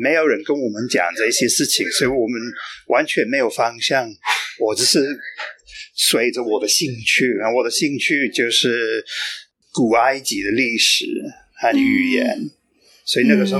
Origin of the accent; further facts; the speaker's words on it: United Kingdom; Chinese is a second language; moved away as an adult; now in Tainan, Taiwan; 我是出生在英国，但是差不多啊二十九年前来台湾。啊，我从那个时候起就一直住在台南。